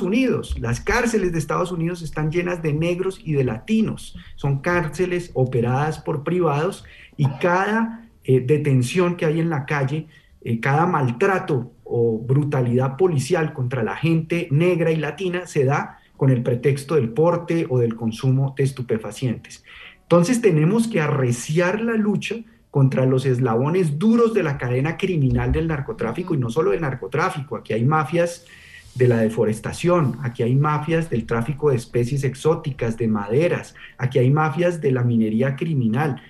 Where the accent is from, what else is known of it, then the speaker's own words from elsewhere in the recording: Colombia; nosotros como colombianos